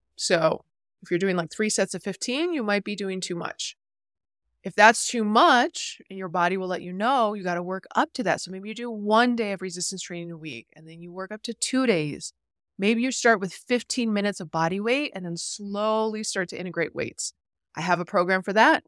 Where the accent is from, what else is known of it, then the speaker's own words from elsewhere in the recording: New York, United States; I'm a New Yorker at heart